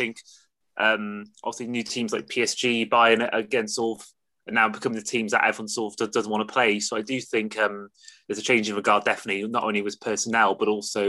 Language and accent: English; Wales, United Kingdom; As a Welsh man